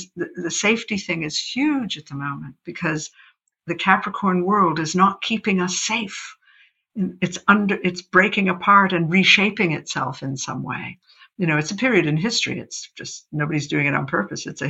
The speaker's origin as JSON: {"language": "English", "country": "United States", "moved": "as an adult", "said": "I grew up in America as an astrologer"}